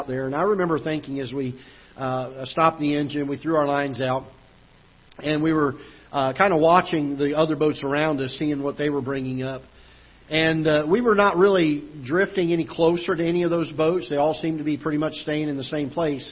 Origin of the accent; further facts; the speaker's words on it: Florida, United States; now in Festus, United States; I grew up in Florida